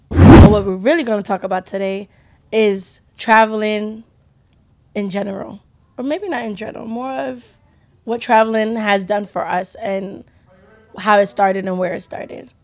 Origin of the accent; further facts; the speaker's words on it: United States; We are first American Nigerian generation